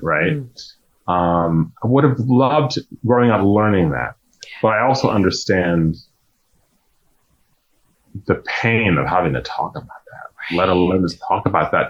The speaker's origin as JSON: {"language": "English", "region": "Louisiana", "country": "United States", "tie": "born or raised there", "said": "growing up in Louisiana, learning that you're from slavery, and kind of being ashamed about it"}